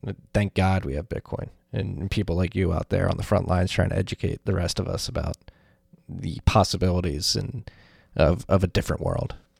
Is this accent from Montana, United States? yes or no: no; Philadelphia, Pennsylvania, United States; moved away as an adult; now in New York, United States; I'm from Philadelphia. We're gonna move back to the Philadelphia area.